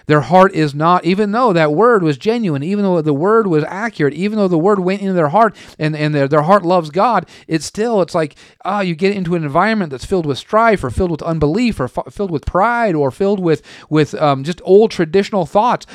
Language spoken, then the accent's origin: English; western Oregon, United States; moved away; also born or lived in Tulsa; I'm from Oregon. the western part of Oregon